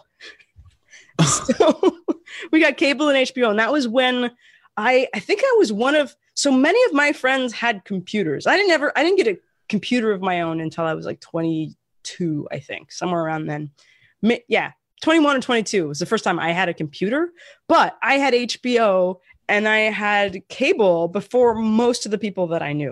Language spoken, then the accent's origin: English; Portland, United States; moved away as an adult; also born or lived in Las Vegas; I grew up in Portland